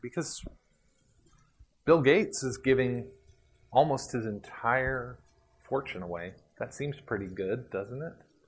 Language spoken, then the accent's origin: English; Puerto Rico; moved away; I grew up in Puerto Rico with a cow pasture around us